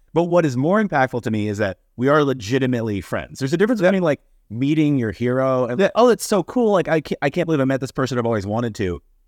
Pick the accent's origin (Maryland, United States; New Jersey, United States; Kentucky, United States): Kentucky, United States; moved away; I'm originally from Kentucky, where I was born and raised